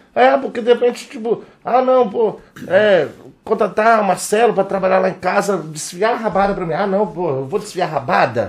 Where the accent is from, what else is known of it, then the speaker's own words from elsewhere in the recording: Vila Velha, Espírito Santo, Brazil; nós somos cria da Praia da Costa